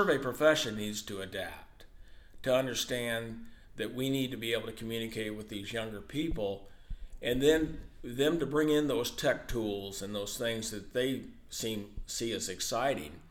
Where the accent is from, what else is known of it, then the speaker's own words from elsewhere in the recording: Hamilton, Illinois, United States; a small town in where I grew up in Hamilton